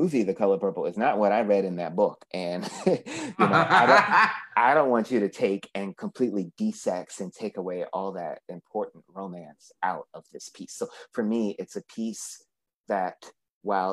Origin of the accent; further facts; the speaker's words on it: East Coast, United States; moved away; I'm from the East Coast